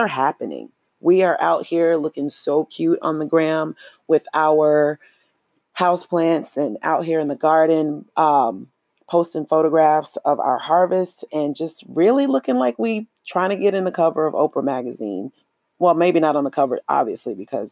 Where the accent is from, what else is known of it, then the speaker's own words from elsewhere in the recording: United States; I am an American Black or an African American